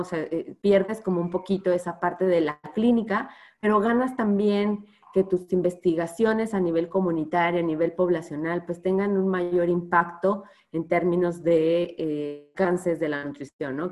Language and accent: Spanish; Mexico; nosotros nos comemos como mexicanos